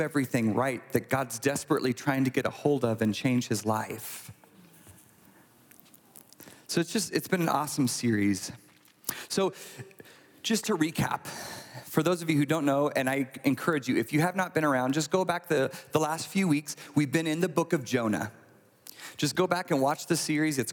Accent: United States; I'm American

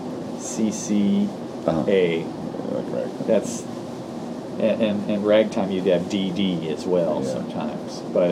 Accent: St. Louis, Missouri, United States; now in New Orleans, United States; I'm from St. Louis.

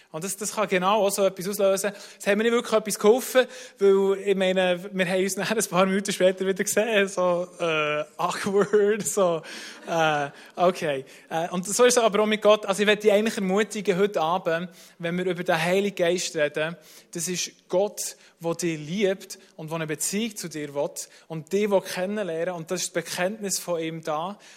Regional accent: Bern, Switzerland; sind wir mit zwei Familien, sind wir, äh, in Bernbiet aufgewachsen, sind wir in Taren schwimmen.

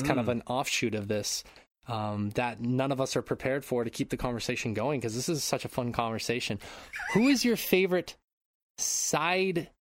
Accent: United States; now in Japan; being the American that I am

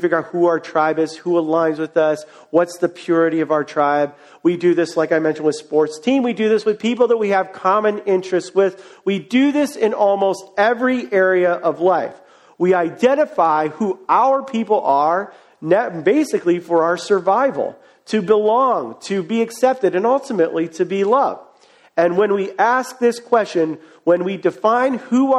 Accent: Cleveland, Ohio, United States; moved away; I am from Cleveland, Ohio

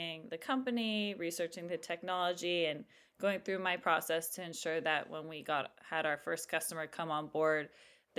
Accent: Silicon Valley, California, United States; also born or lived in East Coast / Hawaii; I was born and raised in the Silicon Valley.

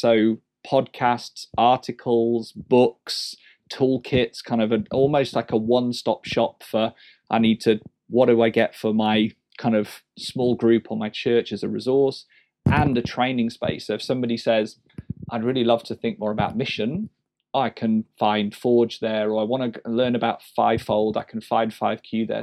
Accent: England, United Kingdom; as an Englishman

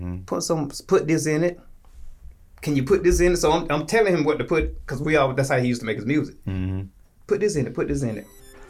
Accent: Tallahassee, Florida, United States; also born or lived in Jacksonville, Florida; I'm from Tallahassee. Gotcha. Okay. Yeah, born and raised.

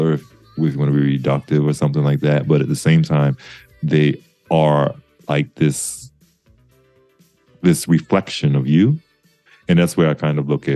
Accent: the South, United States; I'm not from New York, I'm from the South, and I was in the deep suburbs. Like I always say, I was buried in the suburbs growing up

